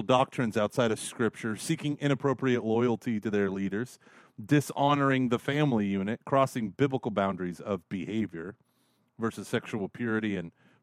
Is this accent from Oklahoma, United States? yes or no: yes; Broken Arrow, Oklahoma, United States; when I was growing up in Broken Arrow